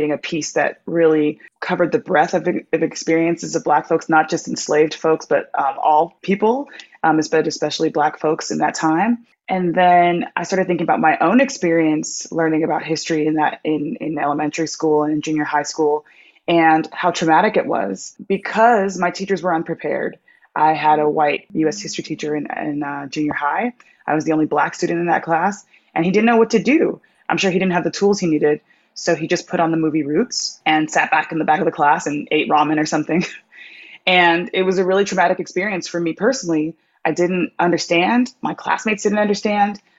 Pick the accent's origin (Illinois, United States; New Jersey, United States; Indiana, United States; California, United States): California, United States; Orange County; I grew up in Orange County, California